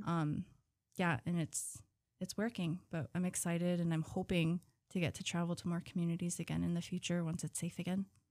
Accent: Huslia, Alaska, United States; I'm from Huslia

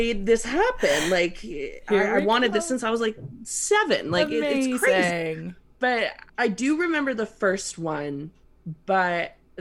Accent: Canada; me being a former Catholic and a Canadian right now

